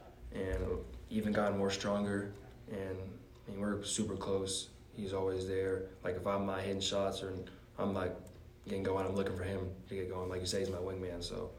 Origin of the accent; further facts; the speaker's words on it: Murfreesboro, Tennessee, United States; born there; I was born in Tennessee, Murfreesboro